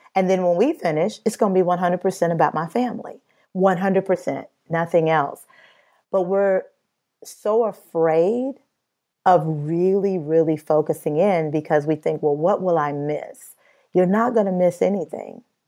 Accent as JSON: {"language": "English", "region": "Midwest", "country": "United States", "said": "I'm from the Midwest"}